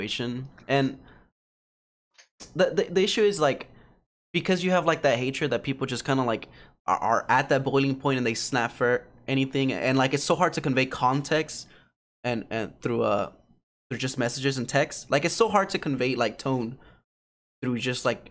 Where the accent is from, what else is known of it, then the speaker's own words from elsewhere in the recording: United States; growing up in America